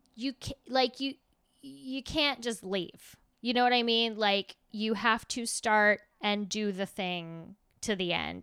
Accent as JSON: {"language": "English", "country": "United States", "said": "I was American."}